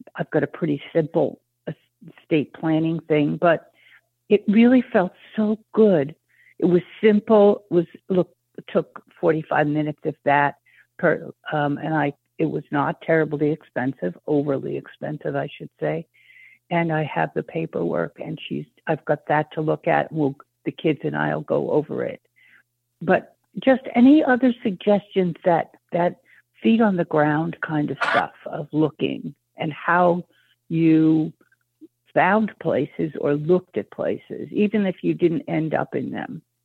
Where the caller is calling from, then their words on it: Maine, United States; I'm calling from Maine.